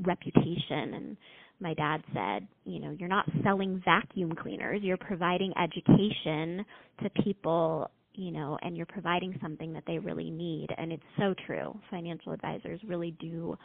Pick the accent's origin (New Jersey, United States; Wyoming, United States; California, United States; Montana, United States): California, United States; Los Angeles; moved away as an adult; also born or lived in Boulder, Colorado; now in Las Vegas, United States; I grew up in Los Angeles